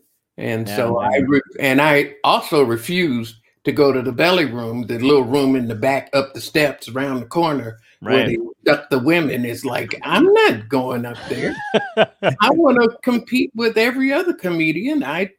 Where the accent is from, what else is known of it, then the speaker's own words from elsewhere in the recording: Chicago, Illinois, United States; I came from Chicago, where Tom Dreesen had been doing a, that's how I started.